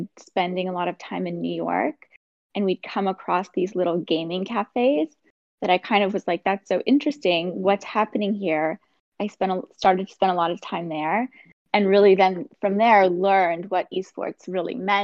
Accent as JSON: {"language": "English", "town": "Saskatoon", "region": "Saskatchewan", "country": "Canada", "tie": "born or raised there", "said": "I'm originally from Saskatoon, which is a small city kind of in the middle of Canada. I grew up there"}